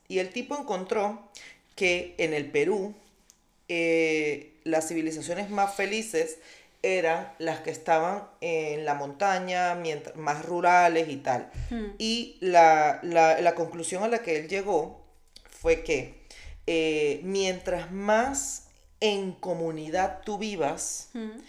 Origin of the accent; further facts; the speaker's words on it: Venezuela; moved away; also born or lived in Colombia; como decimos nosotros